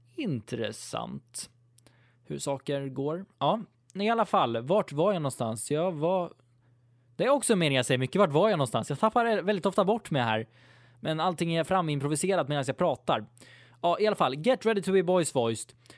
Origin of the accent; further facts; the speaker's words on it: Sweden; jag är typisk svensk